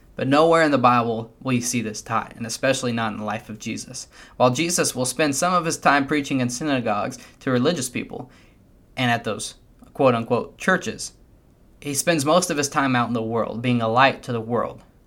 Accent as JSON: {"language": "English", "country": "United States", "said": "As American Christians"}